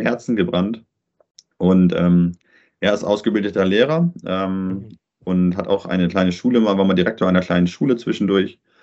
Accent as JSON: {"language": "German", "country": "Germany", "also_born_or_lived": "Paraguay", "moved": "as an adult"}